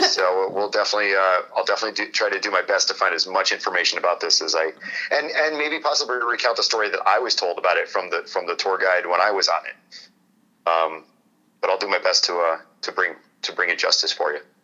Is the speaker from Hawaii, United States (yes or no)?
no; Hartford, Connecticut, United States; I, am from Hartford, Connecticut